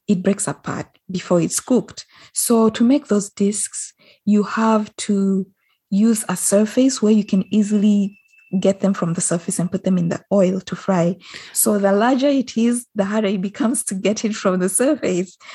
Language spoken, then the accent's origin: English; Uganda; I might be Ugandan